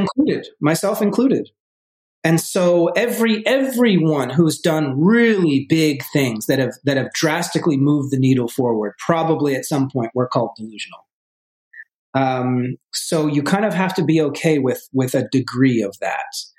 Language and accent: English; Vermont, United States; moved away as an adult; also born or lived in New York City; I grew up originally in Vermont, in a in a small town, two thousand people uh, in Vermont